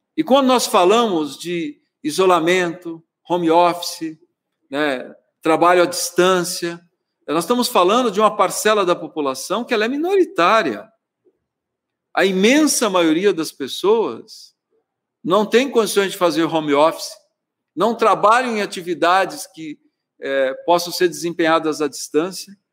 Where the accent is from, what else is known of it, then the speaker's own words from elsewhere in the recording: Araraquara, São Paulo, Brazil; eu não sou nascido em Araraquara, mas sou criado em Araraquara desde os seis anos de idade, sendo prefeito da cidade que me viu crescer